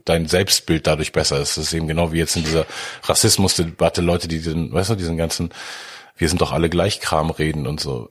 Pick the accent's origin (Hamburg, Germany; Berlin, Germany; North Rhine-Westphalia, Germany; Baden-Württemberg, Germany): Hamburg, Germany; woher kommst du? Und da habe ich gesagt, Hamburg